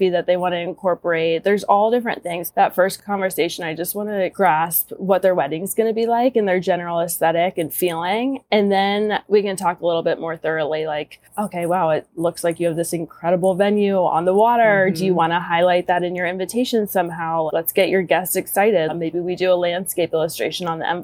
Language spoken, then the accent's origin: English; Cincinnati, Ohio, United States; moved away; I'm originally from Cincinnati, Ohio.